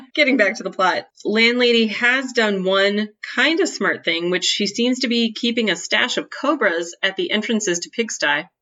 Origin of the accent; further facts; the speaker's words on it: United States; being an American